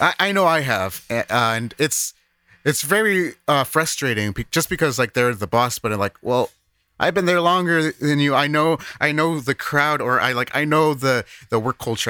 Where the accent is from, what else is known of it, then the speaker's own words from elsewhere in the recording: Chicago, Illinois, United States; now in Japan; I'm a Chicagoan